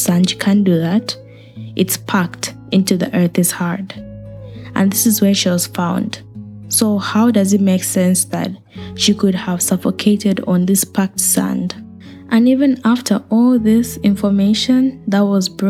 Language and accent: English; Zambia; I grew up in Africa. I'm from Zambia